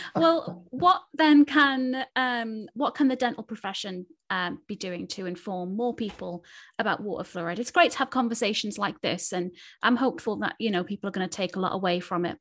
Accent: Newcastle upon Tyne, North East England, United Kingdom; I'm from Newcastle.

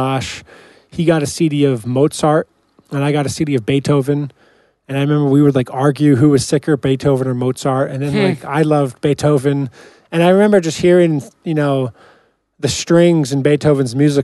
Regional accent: Ramsey, New Jersey, United States; raised, you know, me and my brother in Ramsey

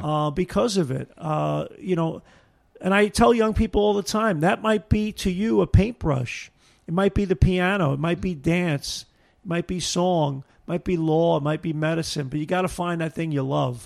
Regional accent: Brooklyn, New York, United States; moved away as an adult; now in Niagara River, Western New York, United States; growing up in Brooklyn

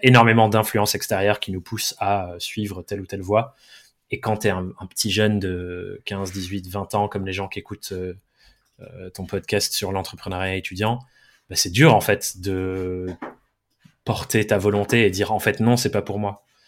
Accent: Dordogne, Nouvelle-Aquitaine, France; moved away; J'ai grandi, je suis anglais, j'ai grandi en Dordogne, de euh, deux parents anglais aussi

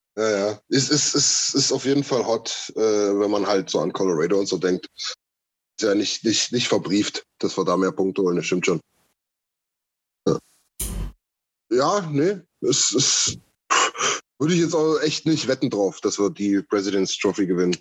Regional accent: eastern Germany, East Germany, Germany; bei uns im Osten

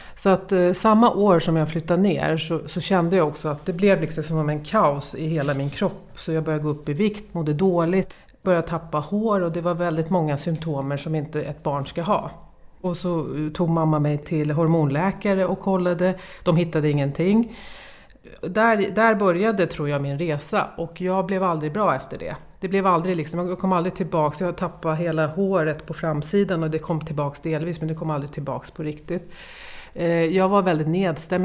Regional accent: Istanbul, Turkey; moved away; jag kommer från Istanbul

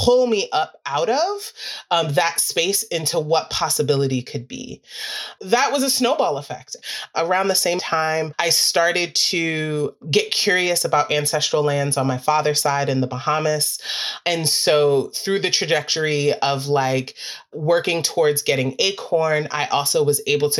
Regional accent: New York City, New York, United States; I'm actually a city kid. I'm from Queens, New York.

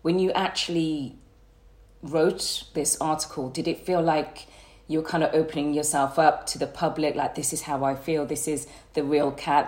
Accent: Birmingham, West Midlands, United Kingdom; accent: Brummie; I'm from Birmingham. I've got Bummy accent. So let's talk about my hometown

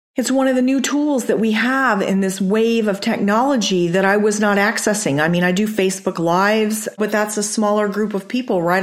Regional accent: Chandler, Arizona, United States; also born or lived in Amarillo, Texas / Japan; I grew up in Chandler.

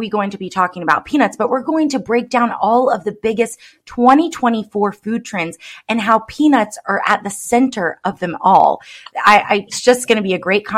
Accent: the South, United States; I grew up in the South

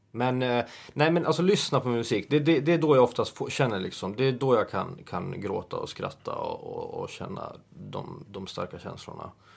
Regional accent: Åland Islands; moved away; när man är hemma på Åland

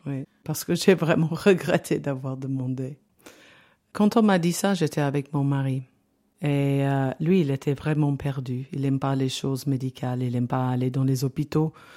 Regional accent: London, United Kingdom; French is a second language; moved away as an adult; now in Valais, Switzerland; j'ai 61 ans et je suis née en Angleterre, à Londres. Euh, j'habitais au centre de Londres, dans une grande maison

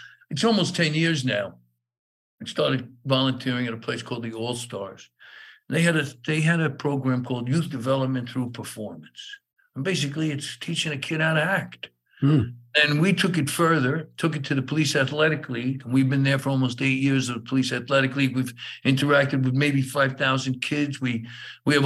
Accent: New York City, New York, United States; I grew up in East New York and Brooklyn

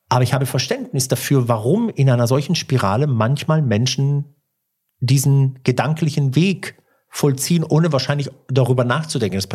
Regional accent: Turkey; Ja, ich bin aus der, ich bin Türke und sagen das mit großem Stolz.

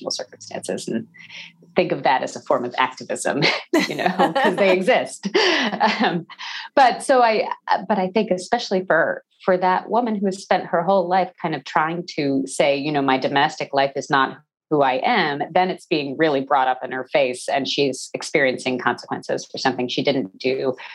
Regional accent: New Jersey, United States; also born or lived in Texas / New York; I was born in Texas. I grew up in New Jersey

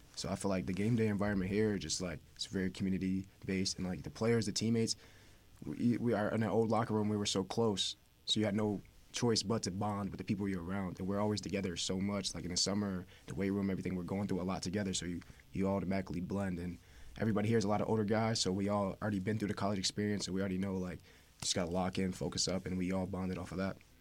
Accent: upstate New York, United States; moved away as an adult; now in West Haven, United States; I'm from New York

